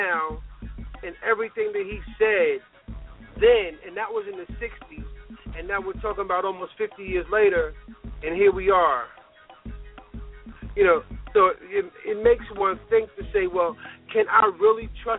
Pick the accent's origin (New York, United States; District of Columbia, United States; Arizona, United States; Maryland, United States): New York, United States; White Plains; now in Baltimore, United States; I'm from White Plains, New York.